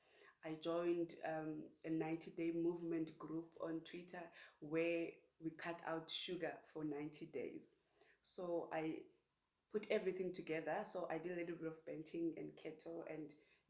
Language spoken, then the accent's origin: English; Paarl, Western Cape, South Africa; moved away as an adult; I'm originally from Paarl